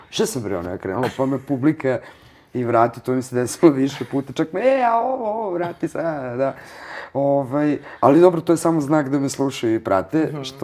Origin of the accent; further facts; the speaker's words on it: Vojvodina, Serbia; Prosto iz Vojvodine sam, ne mogu ja, pod pritiskom sam pravljena